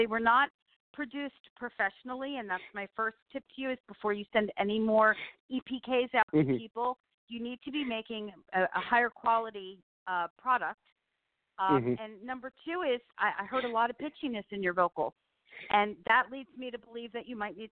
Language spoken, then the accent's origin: English; New Jersey, United States; moved away; I'm from New Jersey